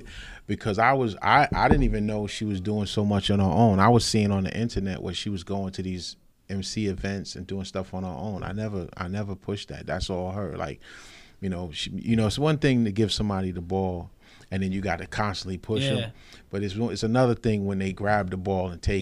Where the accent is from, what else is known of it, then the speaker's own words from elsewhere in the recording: North Babylon, New York, United States; also born or lived in Nassau County, New York; I'm from North Babylon. Actually, naturally from North Nassau County. But when I was younger, we moved out east here to North Babylon